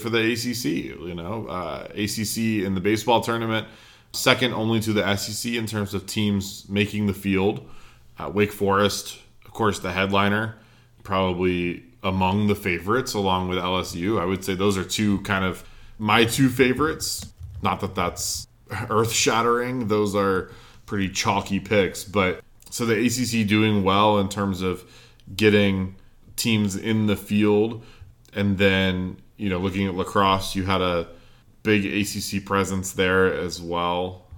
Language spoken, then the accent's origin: English; North Carolina, United States; where I grew up in North Carolina